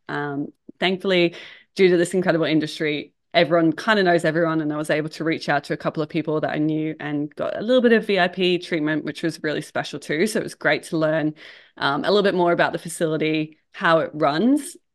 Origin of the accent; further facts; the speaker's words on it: England, United Kingdom; moved away as an adult; so I'm from England originally, I've been here for about twelve years now.